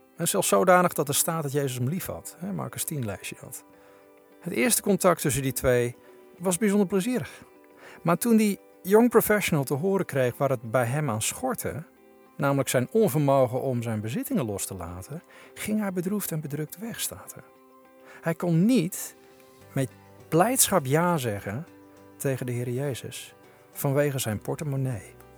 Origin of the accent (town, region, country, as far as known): Netherlands